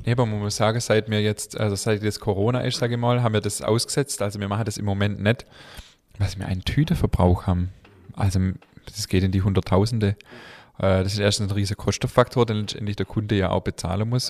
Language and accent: German; Swabia, Baden-Württemberg, Germany; accent: Swabian; unseren schwäbischen Dialekt